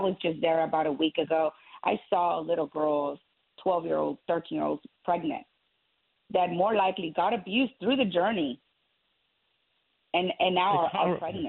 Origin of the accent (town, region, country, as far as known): San Benito, Texas, United States; born or raised there; also born or lived in Burgos, Tamaulipas, Mexico